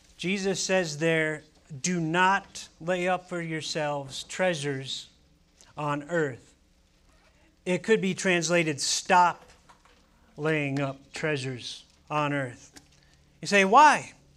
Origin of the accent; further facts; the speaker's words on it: Ohio, United States; now in Arizona, United States; we grew up in Ohio